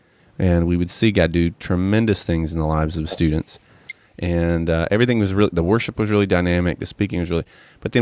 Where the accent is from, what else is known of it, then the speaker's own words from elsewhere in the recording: Johnson City, Tennessee, United States; I grew up in Johnson City, you know, up in East Tennessee